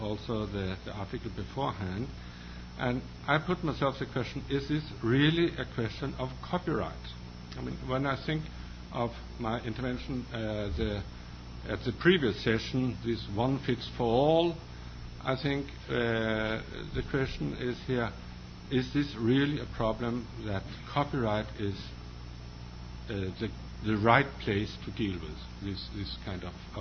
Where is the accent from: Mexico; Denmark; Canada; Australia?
Denmark; I come from Denmark, as was said, and Denmark is a rather homogeneous country